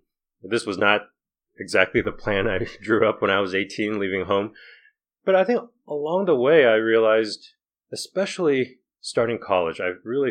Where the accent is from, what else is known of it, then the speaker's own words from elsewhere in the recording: Taiwan; moved away as an adult; also born or lived in Boston, United States; now in United States; I was born in Boston, but at age six, my parents decided to move to Taiwan. So I spent 12 years in Taiwan in Asia, graduated from high school there, and then came to the U.S.